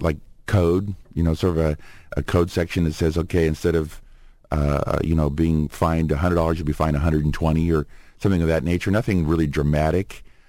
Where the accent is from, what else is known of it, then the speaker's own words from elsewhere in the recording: Cypress, California, United States; also born or lived in Groningen, Netherlands; Born in 1955 in Groningen, the Netherlands. My folks decided to immigrate, so we were sponsored by an uncle who lived here in Orange County, and we immigrated to Orange County in 1960. Grew up in the Cypress, Buena Park area